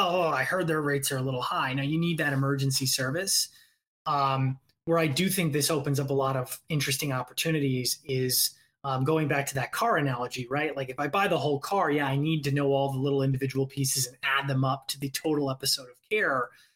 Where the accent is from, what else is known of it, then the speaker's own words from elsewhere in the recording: Indiana, United States; now in Los Angeles, United States; I'm originally from Indiana